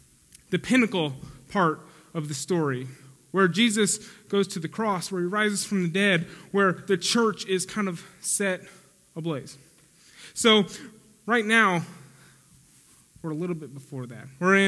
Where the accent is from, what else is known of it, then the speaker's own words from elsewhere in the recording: Spring, Texas, United States; also born or lived in St. Louis, Missouri / Pennsylvania / Oklahoma; And then when I was 3, we moved to Pennsylvania. And then 4 and a half, we moved to Oklahoma. And then 6th or 7th grade, we moved to Spring, Texas.